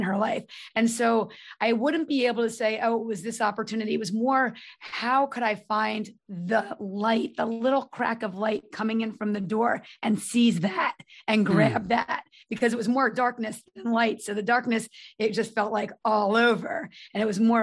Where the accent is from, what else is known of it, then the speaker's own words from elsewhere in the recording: North Brunswick, New Jersey, United States; also born or lived in Manhattan, New York; I'm from North Brunswick area.